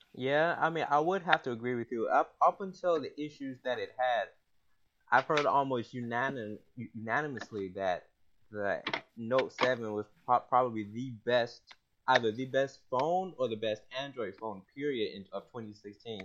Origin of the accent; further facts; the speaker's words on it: Atlanta, Georgia, United States; moved away as an adult; also born or lived in Tennessee / North Carolina; now in Washington, D.C., United States; I'm uh, originally from Atlanta, the ATL.